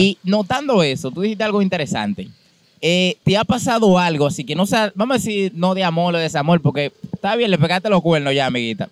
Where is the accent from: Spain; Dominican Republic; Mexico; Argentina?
Dominican Republic; San Juan de la Maguana, San Juan; nosotros somos de San Juan